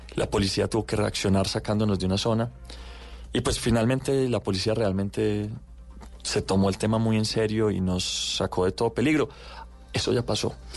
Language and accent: Spanish; Medellín, Antioquia, Colombia; also born or lived in United States; Yo nací en Campo Valdés, crecí en el Tricentenario